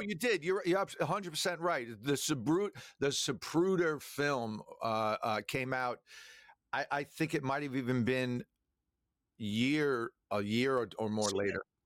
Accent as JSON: {"language": "English", "area": "Long Island", "region": "New York", "country": "United States", "tie": "born or raised there", "said": "we we grew up on Long Island"}